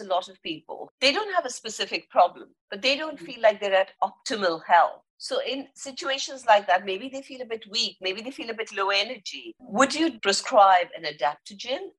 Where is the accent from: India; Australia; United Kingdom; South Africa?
India; I'm Indian and we've grown up with herbs and spices